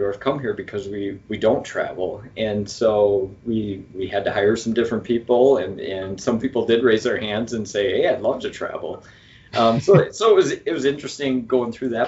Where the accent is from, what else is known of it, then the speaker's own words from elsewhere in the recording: Dane County, Wisconsin, United States; I was born and raised in Dane County.